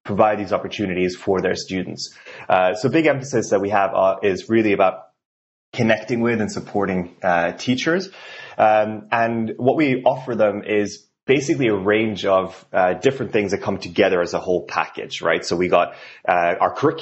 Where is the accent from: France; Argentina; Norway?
Norway; English is a second language; moved away as an adult; now in Portland, United States; I'm not from here originally, even though I live in Portland, been here for 3.5 years now and absolutely love it. Originally from Norway